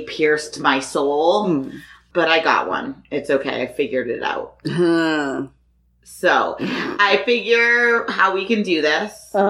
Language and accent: English; Boston, Massachusetts, United States; now in Las Vegas, United States; We are from Boston.